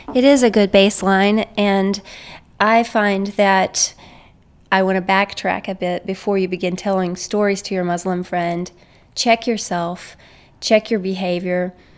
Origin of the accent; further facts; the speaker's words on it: United States; As an American, I'm from an, a guilt innocence worldview